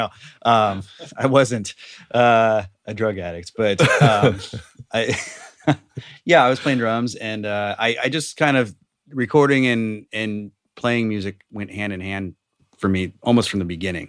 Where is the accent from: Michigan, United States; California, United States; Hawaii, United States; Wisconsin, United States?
California, United States; Walnut Creek; In Walnut Creek.